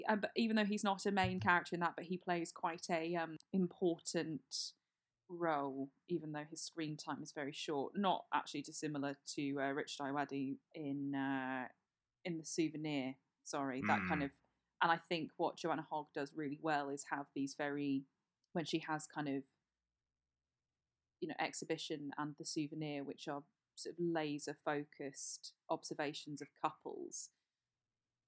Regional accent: Hampshire, South East England, United Kingdom; I grew up in Hampshire

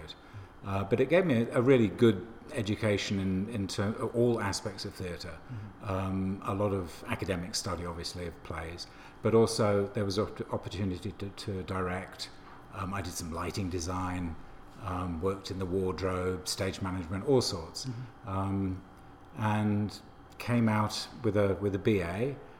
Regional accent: London, United Kingdom; moved away; also born or lived in Reading / Bristol; I was born in London. And lived there till I was 11, at which point my dad got a job at the university in Reading, which is about 40 miles west of London. We moved there

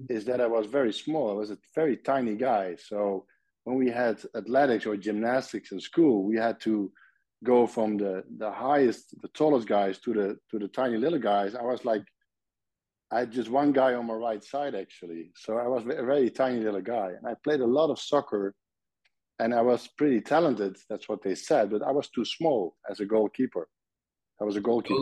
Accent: Nijmegen, Gelderland, Netherlands; English is a second language; moved away as an adult; now in Belgium; I was born in Nijmegen, and Nijmegen is a city at the eastern part of the Netherlands, close to the German border

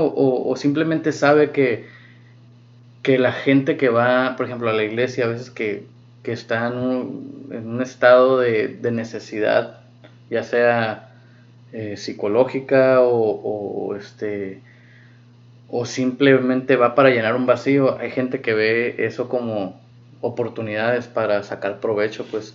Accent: Mexico; moved away; also born or lived in United States; como católicos que crecimos en México

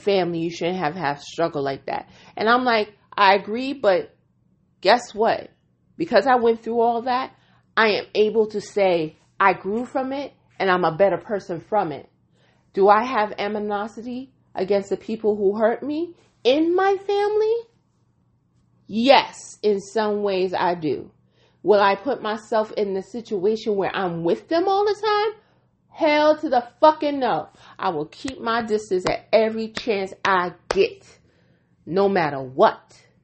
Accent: New York, United States; I am a New Yorker

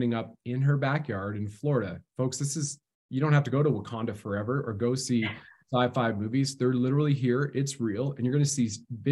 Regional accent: Canada

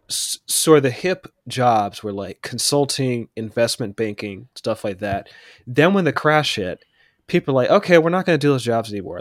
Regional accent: Pittsburgh, Pennsylvania, United States; where I grew up in Pittsburgh

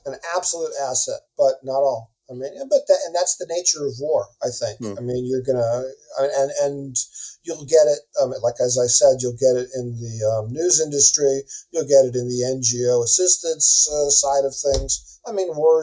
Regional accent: United States; moved away as an adult; now in Ukraine; being an American

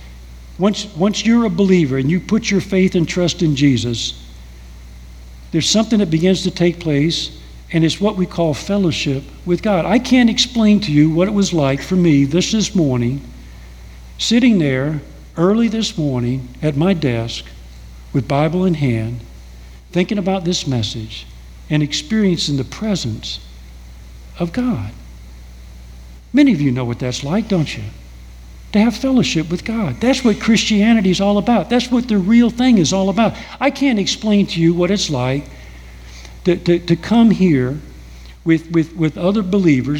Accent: United States; here I am from America. I've been raised in a whole different culture

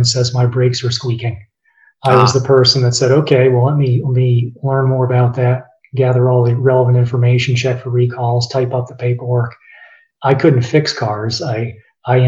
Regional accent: Blacksburg, Virginia, United States; I grew up in Blacksburg, Virginia

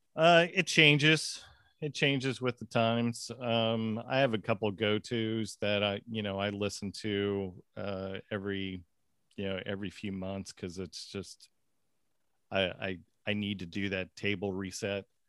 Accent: Seattle, Washington, United States; also born or lived in Winter Garden, Florida; now in Florida, United States; I grew up in the Seattle area

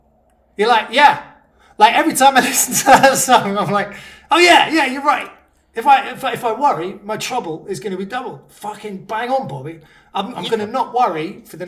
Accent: Surrey, South East England, United Kingdom; I was like, Surrey

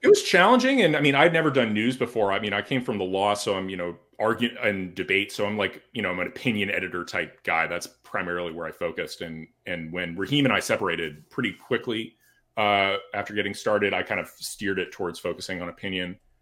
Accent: California, United States; moved away as an adult; also born or lived in Washington, D.C.; now in Florida, United States; born and raised in California

